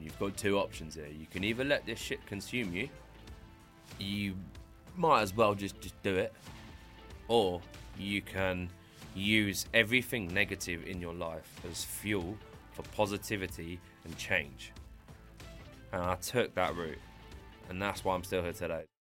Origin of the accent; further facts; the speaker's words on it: Brighton, South East England, United Kingdom; I grew up here in Brighton since the age of about five, six